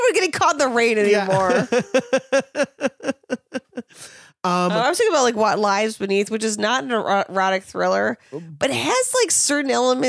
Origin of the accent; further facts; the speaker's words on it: New York, United States; as a New Yorker